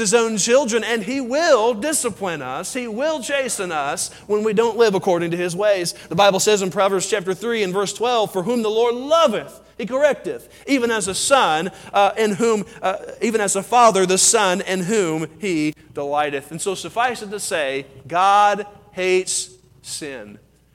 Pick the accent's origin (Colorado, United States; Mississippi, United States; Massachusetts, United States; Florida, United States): Colorado, United States; I'm from Colorado.